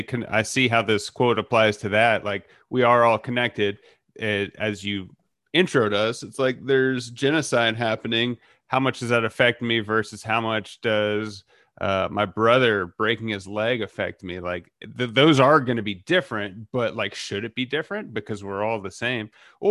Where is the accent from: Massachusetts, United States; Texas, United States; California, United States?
Texas, United States; I'm from Texas. You can be like, oh, crazy to live in Texas.